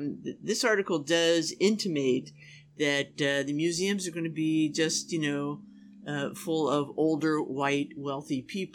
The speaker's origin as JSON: {"language": "English", "town": "Washington", "region": "District of Columbia", "country": "United States", "tie": "born or raised there", "also_born_or_lived": "New York", "moved": "yes", "said": "I grew up in Washington, D.C., where all the museums are free."}